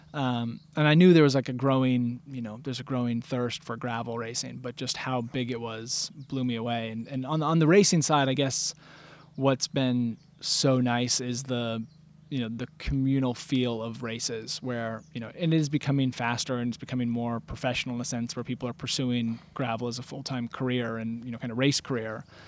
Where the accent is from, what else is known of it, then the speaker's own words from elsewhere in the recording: Bend, Oregon, United States; moved away as an adult; now in Peacham, United States; I grew up in Bend, Oregon, and now live in Peachum, Vermont